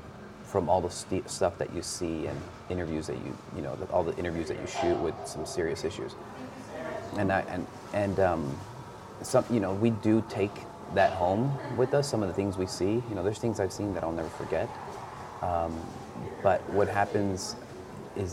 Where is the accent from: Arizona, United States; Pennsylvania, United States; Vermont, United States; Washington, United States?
Arizona, United States; Douglas; also born or lived in Agua Prieta, Sonora, Mexico; I'm from Agua Prieta, Sonora, raised in Douglas. So I was raised on both sides of the border.